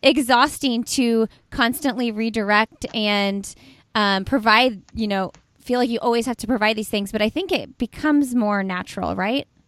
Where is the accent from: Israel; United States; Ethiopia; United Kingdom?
United States; Indianapolis, Indiana; That is my hometown where I live